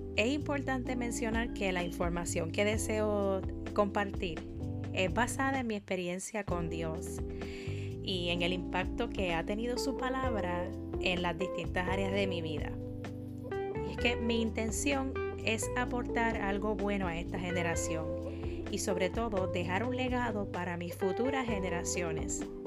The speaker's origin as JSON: {"language": "Spanish", "country": "Puerto Rico", "said": "soy de Puerto Rico"}